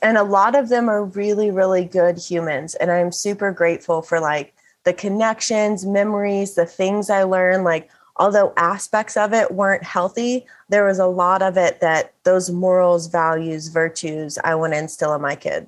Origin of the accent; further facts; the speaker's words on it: Bible Belt, the South, United States; The town, my hometown, is referred to as the buckle of the oh, Bible ah, Belt